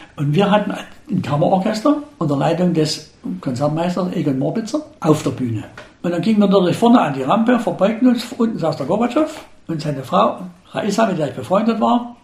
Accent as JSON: {"language": "German", "region": "Saxony", "country": "Germany", "said": "Als Sachse, als Deutscher, aber niemals als DDR-Bürger."}